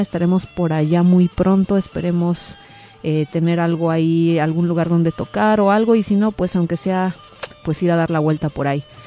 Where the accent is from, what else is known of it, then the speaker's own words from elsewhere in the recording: Mexico City, Mexico; now in San Francisco Bay Area, United States; varias personas que somos parte de esta estación, pues de hecho también somos de la Ciudad de México